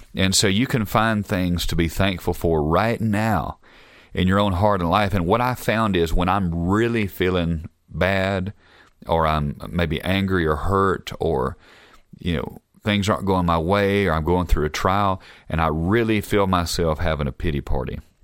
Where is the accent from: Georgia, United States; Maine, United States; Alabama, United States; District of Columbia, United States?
Alabama, United States; now in Utah, United States; I'm from Alabama, if, in case y'all didn't know, I wasn't from here